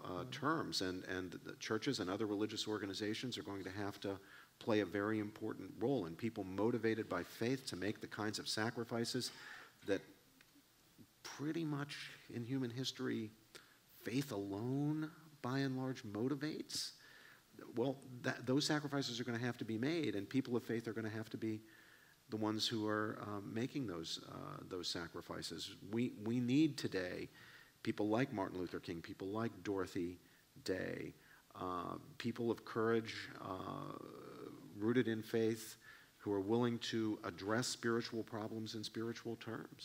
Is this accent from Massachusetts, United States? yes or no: no; West Virginia, United States; I grew up in Appalachia, I grew up in West Virginia